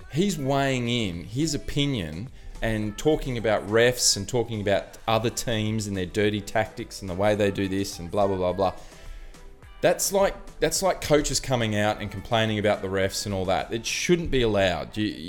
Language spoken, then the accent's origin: English; Australia; I'm Australian.